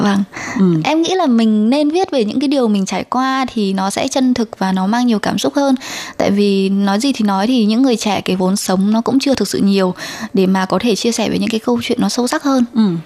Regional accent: Son La, Vietnam; moved away as an adult; now in Taiwan; mình đến từ Sơn La và mình 29 tuổi.

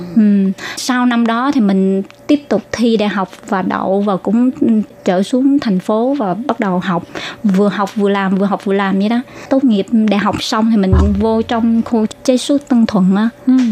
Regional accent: Ho Chi Minh City, Vietnam; moved away as an adult; now in Taiwan; mình sanh đẻ ở từ nhỏ ở thành phố Hồ Chí Minh và ở tại quận 10.

